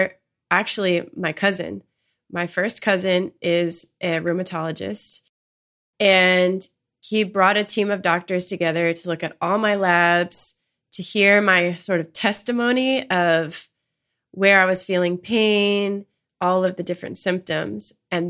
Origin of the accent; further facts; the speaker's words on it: Maryland, United States; I'm from Maryland. So I was essentially home with my family.